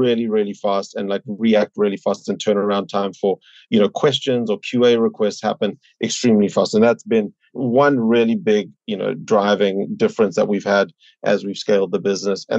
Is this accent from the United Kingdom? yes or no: no; South Africa; moved away as an adult; now in New York, United States; I'm originally from South Africa, you know, came here about 10 years ago for grad school